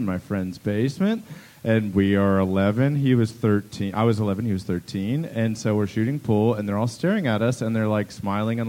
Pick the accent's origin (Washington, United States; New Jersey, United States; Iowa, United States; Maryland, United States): Maryland, United States; I'm from Maryland.